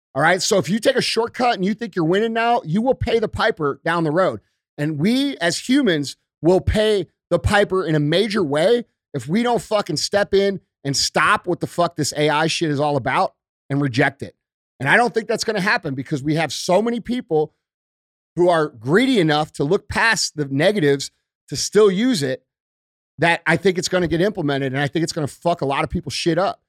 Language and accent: English; United States; we as American people